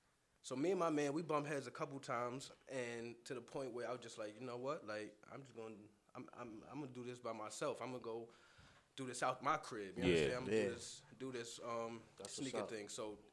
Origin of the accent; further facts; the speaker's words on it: New York City, New York, United States; moved away; I'm from Southside, Jamaica, Queens, man. Originally from Southside, Jamaica, Queens. I done moved all around now, but. Yeah, that's the stomping grounds right there. That's home. So yeah, that's where I'm from.